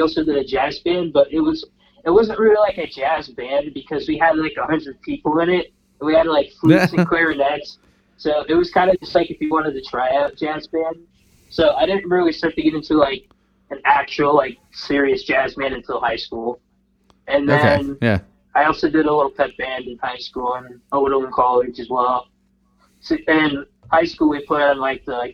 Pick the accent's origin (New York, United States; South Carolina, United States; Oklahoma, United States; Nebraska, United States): Nebraska, United States; Omaha; I grew up in Omaha.